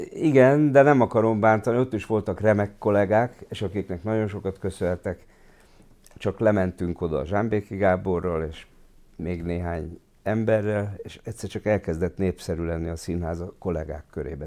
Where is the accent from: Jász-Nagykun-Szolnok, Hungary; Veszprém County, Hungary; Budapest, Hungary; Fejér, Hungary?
Budapest, Hungary; also born or lived in Kaposvár; ott nőttem föl a színház mellett